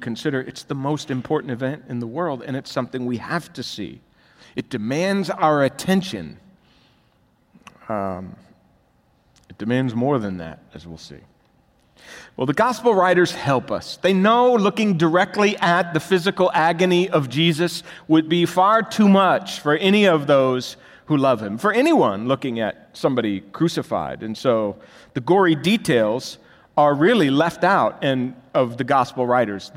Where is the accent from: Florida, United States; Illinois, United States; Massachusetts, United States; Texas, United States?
Florida, United States; we grew up in Florida